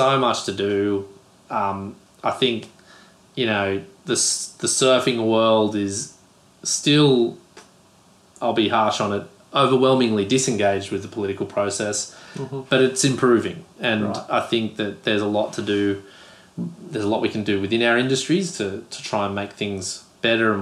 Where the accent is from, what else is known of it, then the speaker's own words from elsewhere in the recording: Australia; as an Aussie